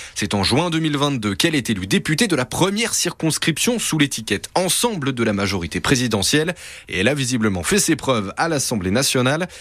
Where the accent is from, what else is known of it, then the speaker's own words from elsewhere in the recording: Savoie, Auvergne-Rhône-Alpes, France; Chez nous, en Savoie